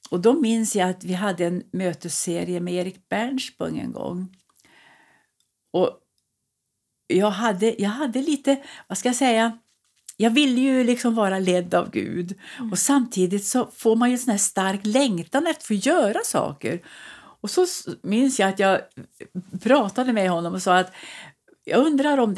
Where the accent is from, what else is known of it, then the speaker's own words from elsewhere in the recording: Värmland, Sweden; moved away; Jag har hållit på ända sedan bodde uppe i Östersund i många år när jag kom från Värmland.